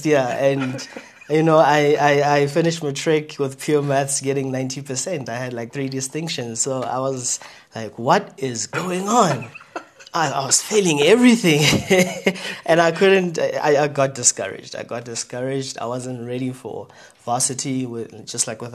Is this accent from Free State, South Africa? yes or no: no; Kuruman, Northern Cape, South Africa; I was born and bred in Kuman. That's a town in Northern Cape.